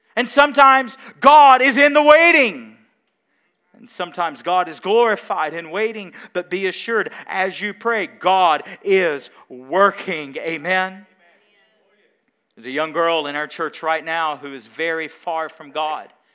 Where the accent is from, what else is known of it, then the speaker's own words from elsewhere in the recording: Mount Carmel, Tennessee, United States; I grew up in Mount Carmel, Tennessee